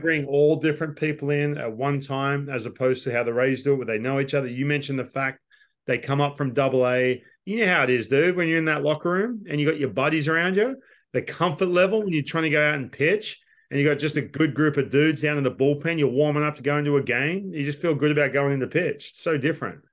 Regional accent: Australia; moved away as an adult; we're Australian

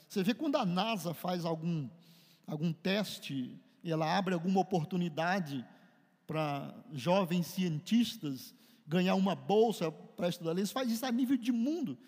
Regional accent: Brazil; nós fomos, somos brasileiros, criados aqui

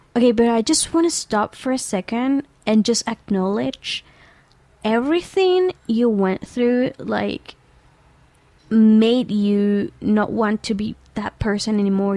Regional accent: Venezuela; moved away; I come from Venezuela

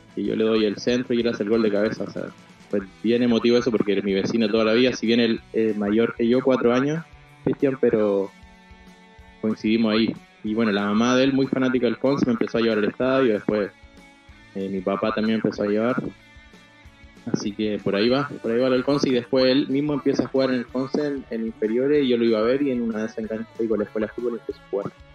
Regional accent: Chile; moved away as an adult; now in Rosario, Argentina; en Chile estamos muy estructurados

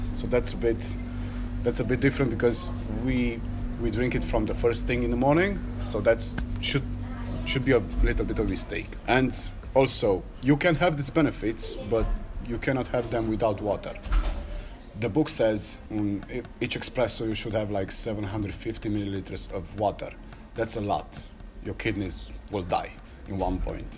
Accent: Cluj-Napoca, Cluj County, Romania; I'm from Cluj, Romania

